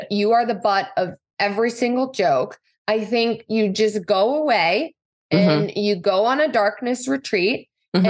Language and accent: English; Midwest, United States; Growing up in the Midwest, we didn't even have a high school lacrosse team.